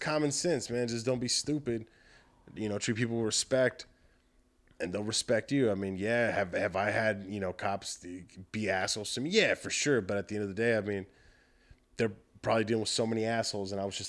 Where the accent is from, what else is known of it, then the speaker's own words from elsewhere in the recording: South Texas, United States; moved away as an adult; now in Austin, United States; I'm originally from South Texas